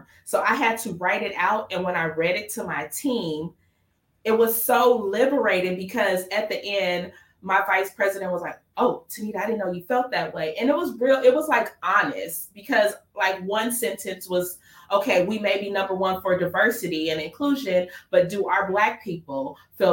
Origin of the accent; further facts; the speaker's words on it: Los Angeles, California, United States; I grew up in Watts. So Watts is in the inner city of LA.